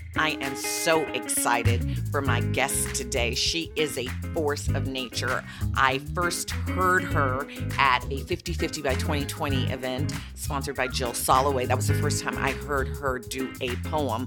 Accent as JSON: {"language": "English", "town": "Chicago", "region": "Illinois", "country": "United States", "said": "I'm from well. Chicago, and I had five generations under one roof"}